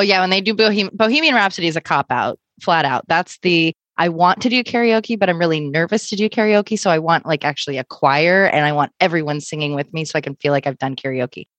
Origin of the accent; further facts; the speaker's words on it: Troutdale, Oregon, United States; moved away; I'm born and raised in Troutdale, which is outside of Portland